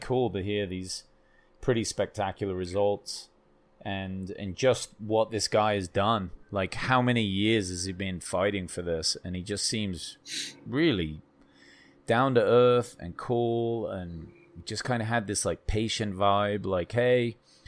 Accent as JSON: {"language": "English", "region": "England", "country": "United Kingdom", "said": "I'm fucking English"}